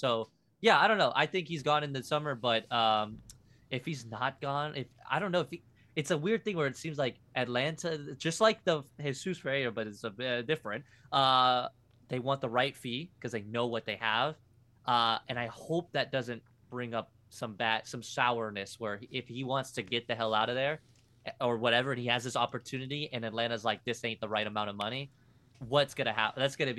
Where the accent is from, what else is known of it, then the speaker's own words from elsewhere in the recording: Liverpool, North West England, United Kingdom; born there; I was born in Liverpool, bro.